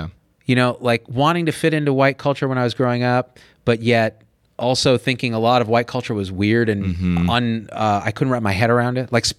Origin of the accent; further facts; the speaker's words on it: India; It's fascinating because being Indian and then married to a Chinese